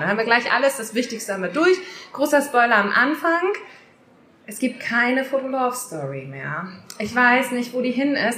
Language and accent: German; Worpswede, Lower Saxony, Germany; ich komme ja aus Worpswede. Das ist ein kleiner Ort in der Nähe von Bremen.